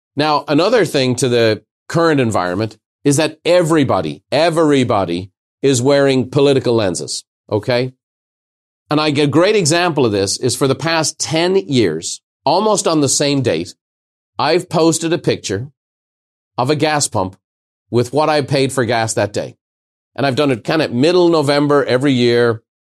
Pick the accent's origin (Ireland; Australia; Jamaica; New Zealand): Ireland; now in United States; As an Irishman